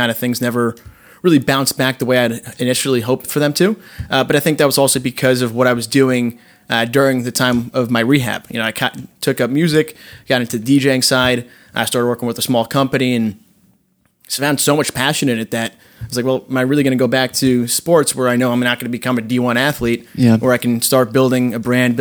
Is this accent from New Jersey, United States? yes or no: yes; Rutherford, New Jersey, United States; also born or lived in Maspeth, Queens, New York; I was born there, lived there for a year, moved over to Rutherford. From there, I lived in Rutherford my entire life